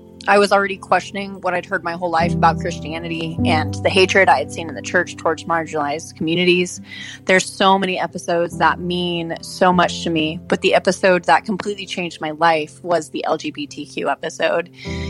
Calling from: Spokane, Washington, United States; I'm calling from Spokane, Washington.

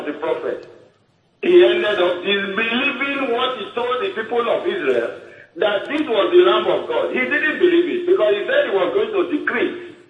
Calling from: Warri, Delta, Nigeria; I'm calling from Warri.

